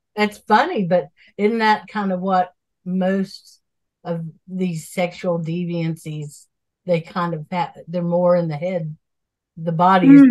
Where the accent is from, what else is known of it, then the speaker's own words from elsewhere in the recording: Asheville, North Carolina, United States; I'm from Asheville